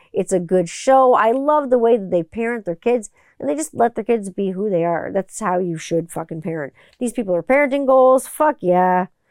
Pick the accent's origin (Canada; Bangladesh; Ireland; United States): Canada; Growing up in Canada